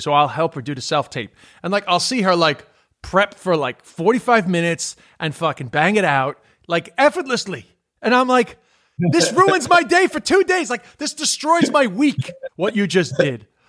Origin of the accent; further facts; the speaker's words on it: New York City, New York, United States; accent: New York; moved away; also born or lived in Ireland; I'm from New York, but I've lived in Ireland. I mean, I wasn't lying, but like I'm from Queens